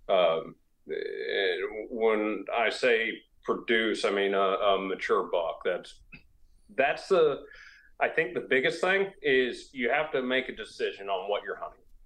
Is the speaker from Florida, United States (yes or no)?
yes; Florida, United States; now in South Carolina, United States; where I grew up in Florida